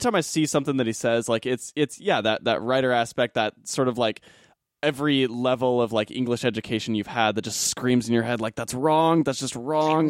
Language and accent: English; Arizona, United States; moved away; I'm originally from Arizona